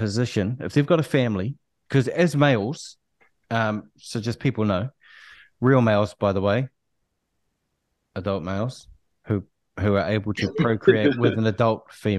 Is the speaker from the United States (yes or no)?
no; Auckland, New Zealand; I'm born and raised in South Auckland